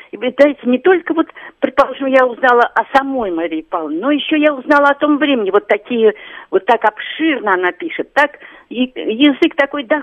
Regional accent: Moscow, Russia; я москвичка, мне 75 лет.

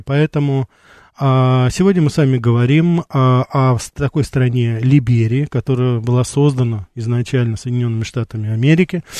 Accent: Armenia; also born or lived in Brighton Beach, New York; now in New York, United States

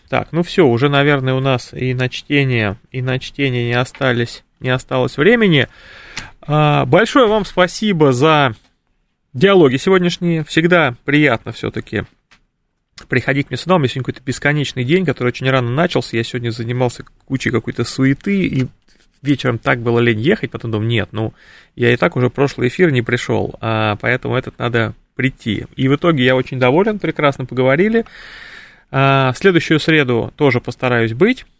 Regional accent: Ivanteyevka, Moscow Oblast, Russia; я сам родился в Антеевке

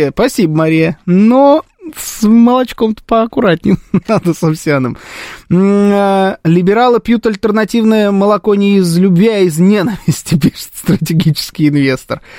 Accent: Armenia; Как, и как она должна была понять, что я армянин?

